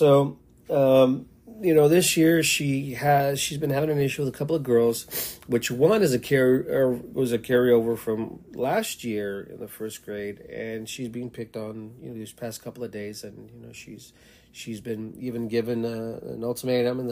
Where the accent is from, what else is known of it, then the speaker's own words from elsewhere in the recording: El Paso, Texas, United States; moved away as an adult; also born or lived in Seattle, Washington; now in Tacoma, United States; I'm from El Paso, Texas